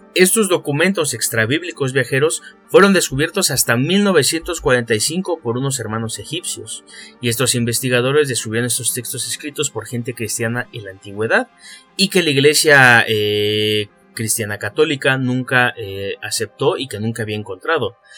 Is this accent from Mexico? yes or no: yes; Mexico; nosotros que somos de México